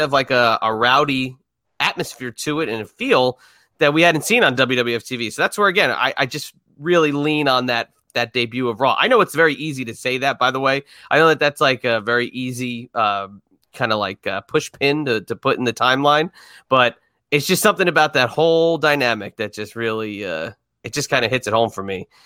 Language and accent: English; United States; we grew up in New York, New Jersey area.